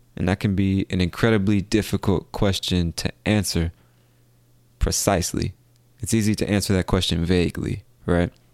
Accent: United States; I come from America, the land of opportunity

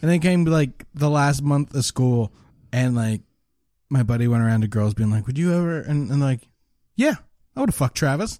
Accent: Lower Sackville, Nova Scotia, Canada; I grew up in Lower Sackville

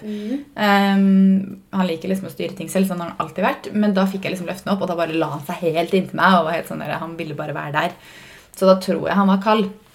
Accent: Fredrikstad, Østfold, Norway; moved away; Vi har ikke vært hjemme i Fredrikstad siden nyttårsaften.

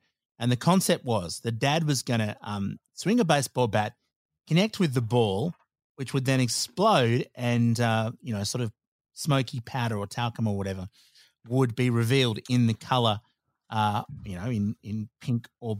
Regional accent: Australia; And look, of course, being Australian, being a bit bogan, donuts were involved.

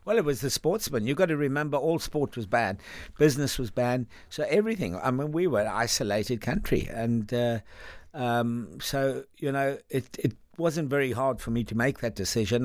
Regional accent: Cape Town, Western Cape, South Africa; moved away as an adult; also born or lived in Langebaan, South Africa / London, United Kingdom; now in United Kingdom; I sort of left uh, when I was around about four or five, we, we headed to Cape Town

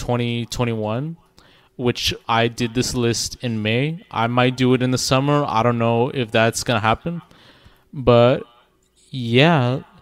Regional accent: Toronto, Ontario, Canada; I am from Toronto

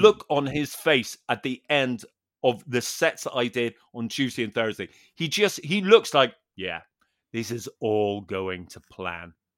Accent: Northern Ireland, United Kingdom; I'm a Northern Irish pers-, person

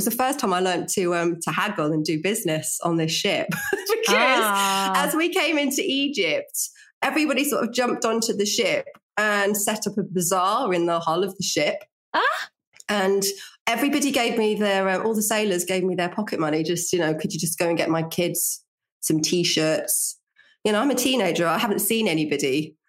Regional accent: Norfolk, East of England, United Kingdom; accent: Norfolk; now in London, United Kingdom; I was born in Norfolk. Yeah. I had a Norfolk accent

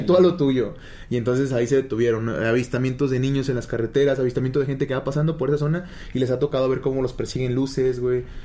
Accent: Mexico; nosotros somos de México

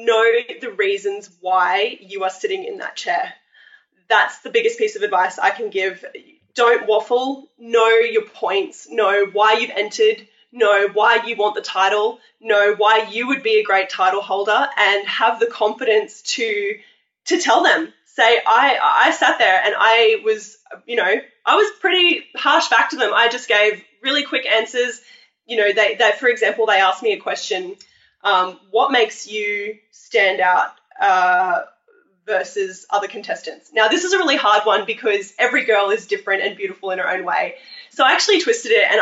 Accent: Australia; I come from Australia

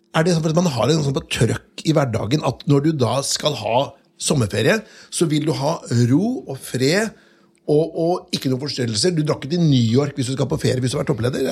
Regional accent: Notodden, Telemark, Norway; jeg vokste jo opp på Notodden

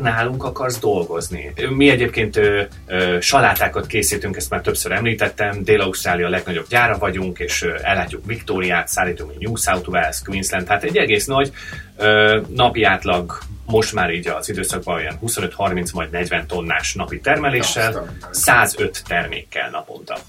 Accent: Hungary; moved away; egy nyelvet beszélünk, magyarok vagyunk

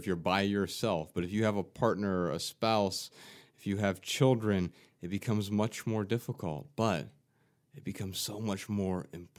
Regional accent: Ohio, United States; growing up in Ohio

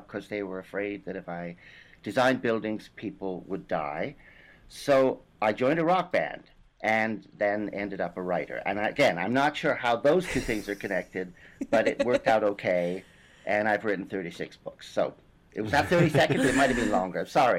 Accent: British Columbia, Canada; also born or lived in England; I was born in England, and I ran away from home a couple of months before my fourth birthday with a tea cozy on my head. This is important. And I ended up in northern British Columbia.

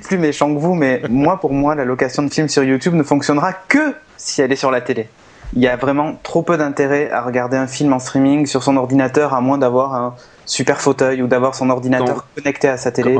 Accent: Bordeaux, Nouvelle-Aquitaine, France; Moi je suis de Bordeaux

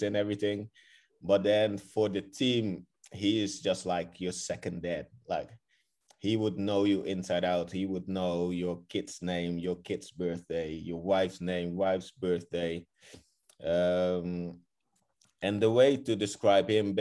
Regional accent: Rotterdam, South Holland, Netherlands; moved away as an adult; also born or lived in Kraków, Poland; growing up in Holland

